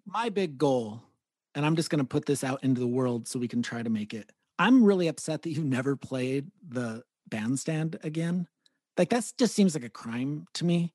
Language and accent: English; Gilroy, California, United States; we grew up in Gilroy